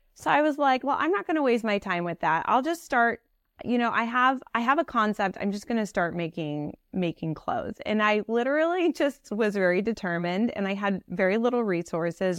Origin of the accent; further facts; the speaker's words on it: Piedmont, California, United States; moved away as an adult; also born or lived in Paris, France / New York City; I grew up in the Bay Area of California.